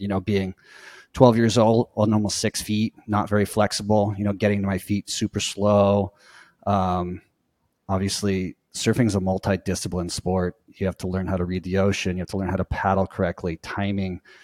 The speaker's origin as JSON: {"language": "English", "town": "Costa Mesa", "region": "California", "country": "United States", "tie": "born or raised there", "said": "I'm from Orange County, Costa Mesa, which is basically Newport Beach area, and grew up in the waves"}